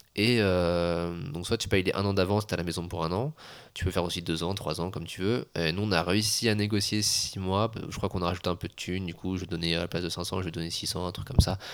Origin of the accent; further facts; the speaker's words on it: France; moved away; je suis français